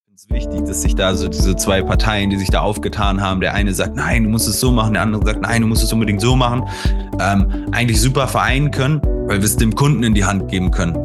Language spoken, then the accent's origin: German; Hanover, Lower Saxony, Germany; Ich bin gebürtig aus Hannover